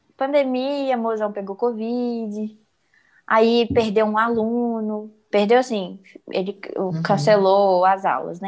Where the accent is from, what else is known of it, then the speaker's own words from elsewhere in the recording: Minas Gerais, Brazil; eu sou mineira raiz